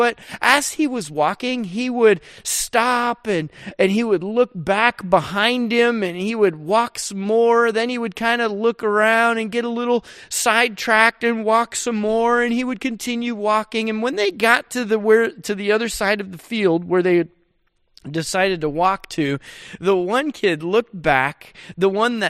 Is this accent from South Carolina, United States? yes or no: no; Rochester, New York, United States; And where I grew up back in Rochester, New York, man, we had all kinds of snow and we always played in the snow.